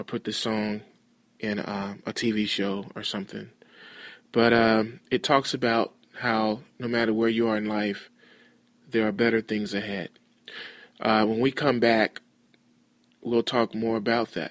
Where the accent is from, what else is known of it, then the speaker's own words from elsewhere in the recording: Dallas, Texas, United States; moved away as an adult; also born or lived in Fort Worth, Texas; now in San Diego, United States; I'm actually from Dallas, Texas, but I live in San Diego, California